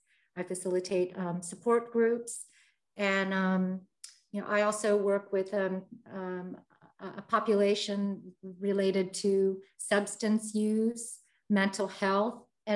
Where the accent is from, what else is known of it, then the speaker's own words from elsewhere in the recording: United States; I was born and raised in America.